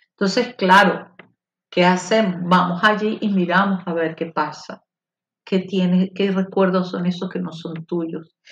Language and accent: Spanish; Venezuela; somos nosotros, los venezolanos